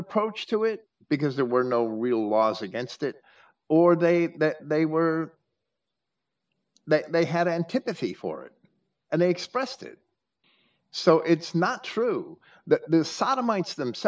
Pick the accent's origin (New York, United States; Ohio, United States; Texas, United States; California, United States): New York, United States; moved away; also born or lived in Virginia; I grew up right outside of New York City